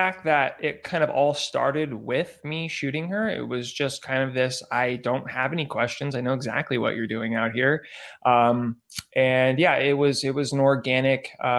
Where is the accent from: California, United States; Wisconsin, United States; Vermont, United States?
California, United States; San Diego; moved away as an adult; now in Los Angeles, United States; I'm from San Diego.